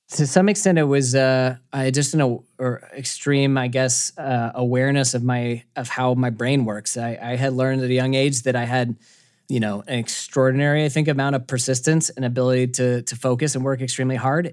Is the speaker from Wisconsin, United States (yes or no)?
no; Atlanta, Georgia, United States; I grew up in Atlanta, Georgia